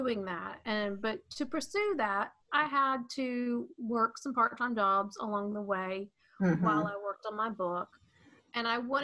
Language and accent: English; Atlanta, Georgia, United States; my parents are from Maryland, but I was raised in the Atlanta area. So technically I'm a Southerner with Northern parents